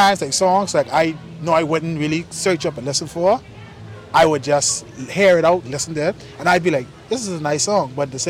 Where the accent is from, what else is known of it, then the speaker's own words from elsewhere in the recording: Nassau, New Providence, Bahamas; Nassau. The Bahamas. Yeah, I've been born